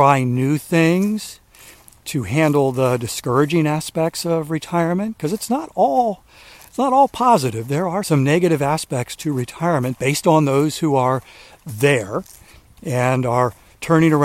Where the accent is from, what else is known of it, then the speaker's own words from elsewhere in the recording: Maryland, United States; moved away as an adult; now in South Carolina, United States; we moved here from Maryland 3 years ago, because I'd lived my entire life in Maryland